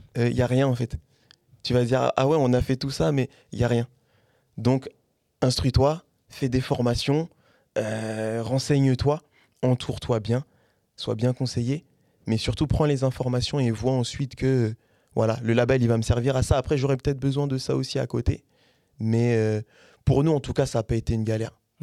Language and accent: French; Caen, Normandy, France; also born or lived in Paris; je suis de Caen, sur Paris aussi